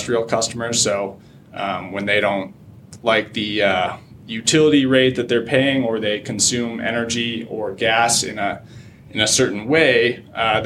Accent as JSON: {"language": "English", "town": "Chicago", "region": "Illinois", "country": "United States", "tie": "born or raised there", "said": "I'm born and raised in Chicago, Illinois. Grew up on the north suburb side of the city"}